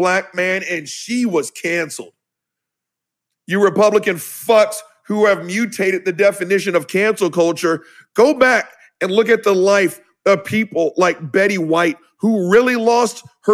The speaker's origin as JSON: {"language": "English", "region": "the South", "country": "United States"}